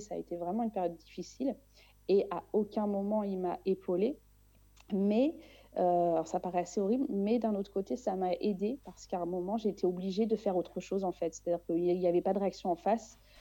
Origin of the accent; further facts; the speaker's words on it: Réunion; je suis née à La Réunion